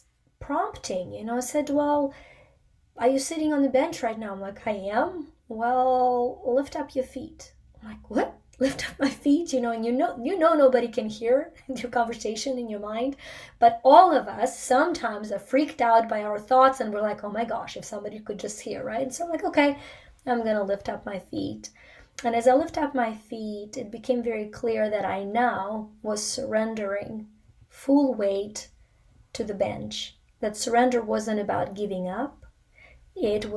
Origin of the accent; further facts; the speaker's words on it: Ukraine; moved away; I was born in the Soviet Union in Ukraine